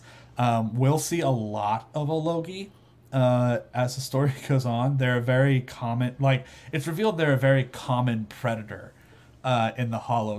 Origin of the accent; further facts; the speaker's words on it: Houston, Texas, United States; I was born in Houston